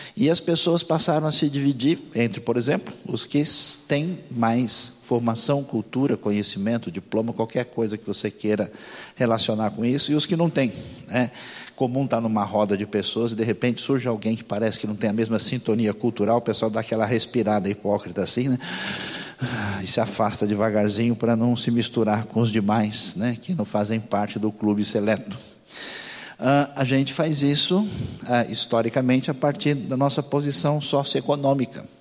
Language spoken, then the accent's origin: Portuguese; Brazil; eu sou brasileiro